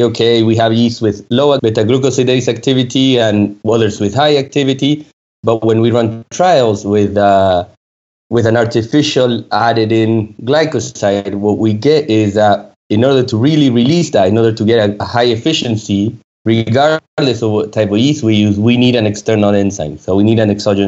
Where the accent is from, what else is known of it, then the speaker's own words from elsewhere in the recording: Argentina; moved away as an adult; also born or lived in France; I moved back to Argentina, where I'm originally from